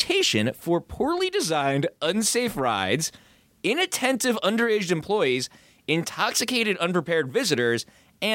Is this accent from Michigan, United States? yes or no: no; near Action Park, New Jersey, United States; I grew up near Action Park